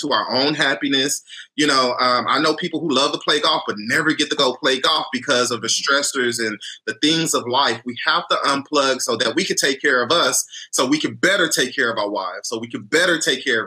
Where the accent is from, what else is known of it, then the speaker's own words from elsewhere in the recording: Houston, Texas, United States; moved away; I'm from Houston, originally from Houston